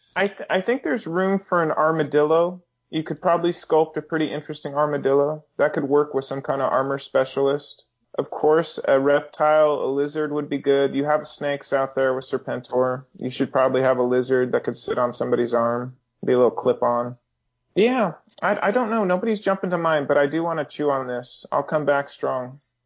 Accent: Northern California, United States; I grew up around those in Northern California

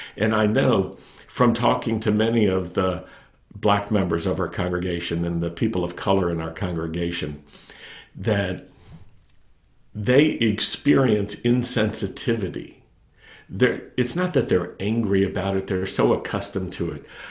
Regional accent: Roanoke, Virginia, United States; I grew up in Virginia I grew up in Roanoke, Virginia

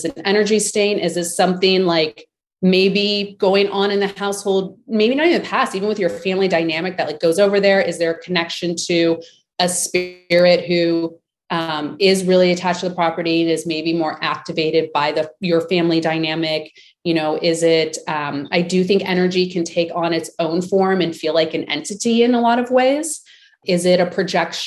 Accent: Las Vegas, Nevada, United States; I grew up in Vegas

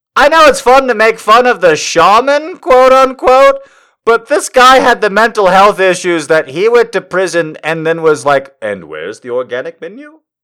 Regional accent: United States; as an American

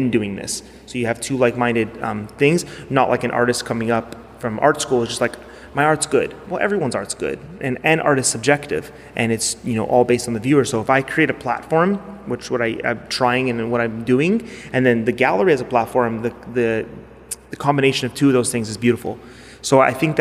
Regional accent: Toronto, Ontario, Canada; I'm from Toronto

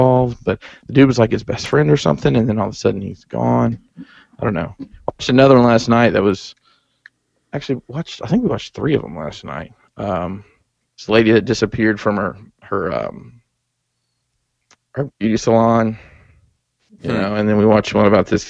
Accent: Alabama, United States; now in Maryland, United States; I've lived here, back home. In Alabama? Alabama

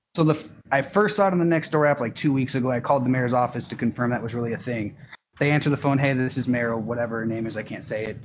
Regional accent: Portland, Oregon, United States; I grew up in Portland, Oregon

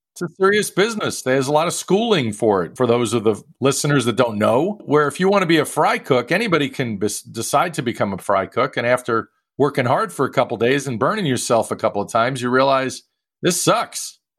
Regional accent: New York, United States; I grew up in New York

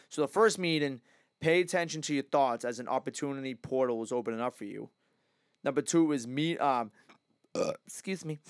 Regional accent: Massachusetts, United States; growing up in, like, Mass

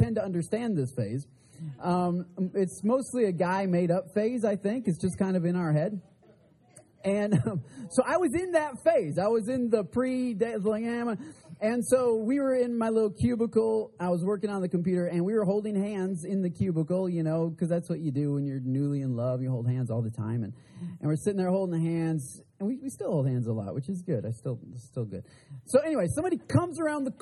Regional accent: Michigan, United States; I'm from Michigan

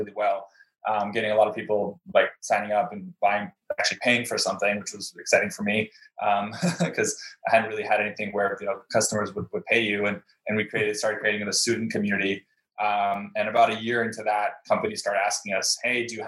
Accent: Canada; also born or lived in Brazil; since I was Canadian, or I am Canadian

